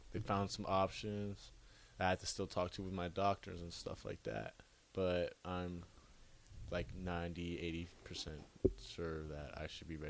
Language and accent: English; Chandler, Arizona, United States; I'm from Phoenix, too. He's like, what part? And I was like, yeah, I'm from Chandler.